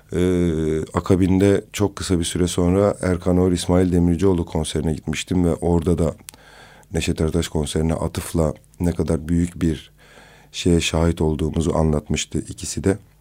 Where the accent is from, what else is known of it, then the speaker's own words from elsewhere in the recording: Kızıltepe, Mardin, Turkey; memleketim olan Kızıltepe'ye